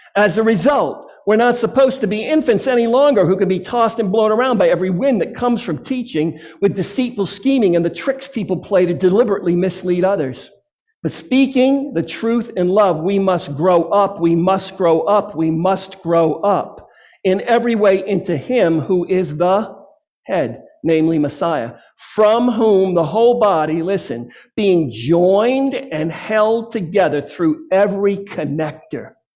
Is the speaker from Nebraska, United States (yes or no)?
no; Massachusetts, United States; my home state of Massachusetts